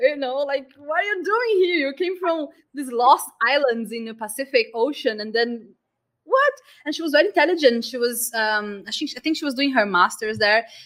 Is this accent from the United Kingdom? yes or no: no; Brazil; moved away; I'm Brazilian